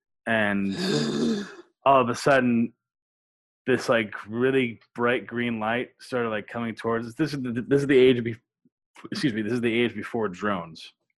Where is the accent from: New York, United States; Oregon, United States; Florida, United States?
New York, United States; Upstate; Upstate New York.